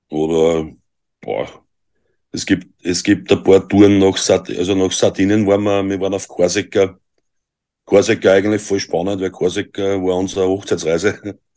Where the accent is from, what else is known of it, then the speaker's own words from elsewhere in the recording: Austria; Ich bin aus Österreich.